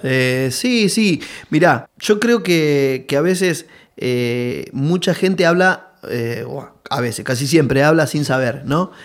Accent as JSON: {"language": "Spanish", "town": "Caraza", "region": "Buenos Aires Province", "country": "Argentina", "said": "salimos desde, la mayoría de, de Loma Zamora ahí, Villa eh, Villa Albertina, yo, sé, eh, de, de, Caraza, todo de la zona"}